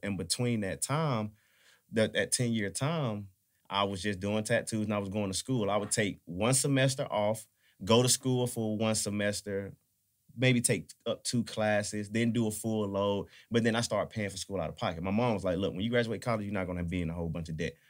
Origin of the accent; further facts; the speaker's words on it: Atlanta, Georgia, United States; I'm from Atlanta